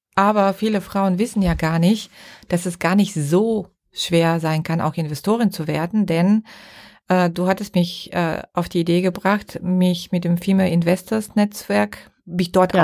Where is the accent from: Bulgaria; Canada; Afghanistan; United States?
Bulgaria; now in Germany; ich darf das mal sagen als Bulgarin